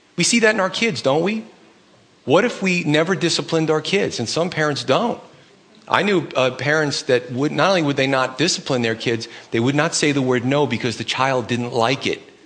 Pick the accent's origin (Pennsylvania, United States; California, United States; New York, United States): New York, United States; New York City; moved away; I grew up in Brooklyn, so it starts to come out every once in a while.